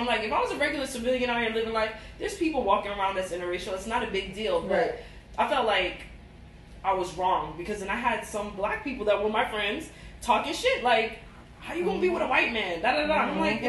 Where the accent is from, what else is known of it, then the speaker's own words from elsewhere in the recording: Jamaica; But even though I'm Jamaican, we're definitely not compatible.